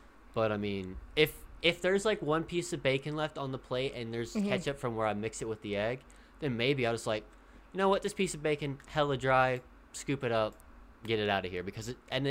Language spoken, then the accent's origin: English; United States; I'm American